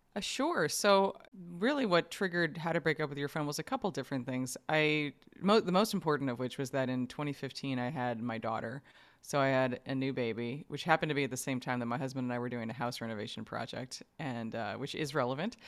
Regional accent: New York, United States; I grew up in New York

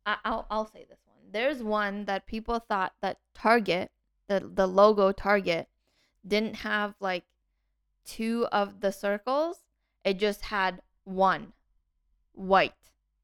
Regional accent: Canada; We're Canadian and we don't even...

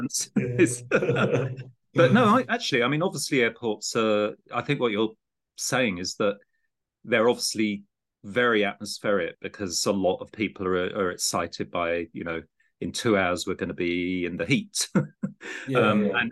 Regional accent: Gravesend, South East England, United Kingdom; I grew up in Gravesend on the other side of the estuary

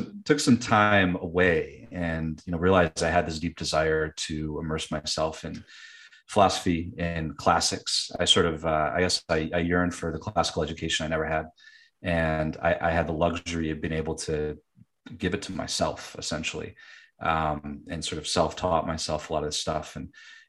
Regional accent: Michigan, United States; moved away as an adult; also born or lived in California; Born and raised in Michigan

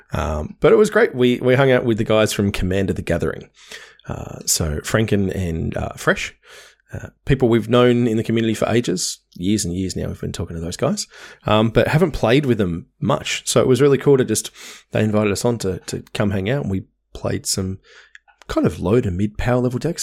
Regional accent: Hobart, Tasmania, Australia; moved away; where I grew up in Hobart

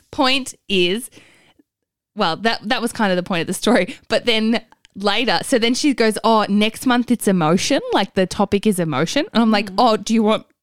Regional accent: Werribee, Victoria, Australia; My birthday weekend, I'm going to my hometown of Werribee.

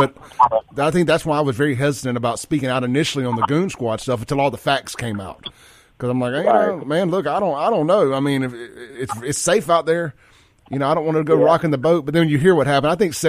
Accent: Jackson, Mississippi, United States; now in Rankin County, United States; I came from Jackson, and I've only been out in Rankin County. March will be 3 years, and I left Jackson not because I wanted

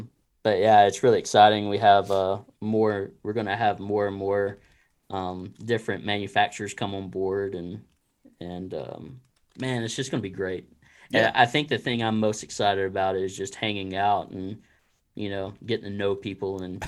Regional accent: Texas, United States; now in Arkansas, United States; Oh, you know, I've only been here about 3 years. I'm from Texas.

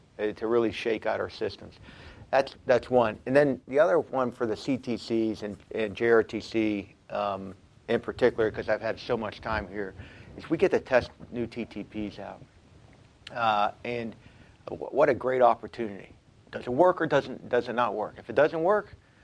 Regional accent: Pittsburgh, Pennsylvania, United States; moved away; I'm from Pittsburgh, Pennsylvania

